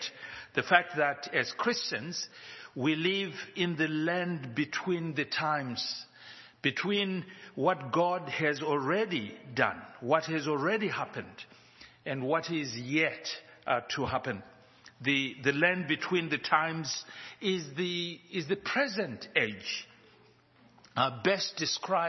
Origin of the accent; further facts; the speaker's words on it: Zimbabwe; now in Johannesburg, South Africa; We live in Johannesburg, South Africa, but we are from Zimbabwe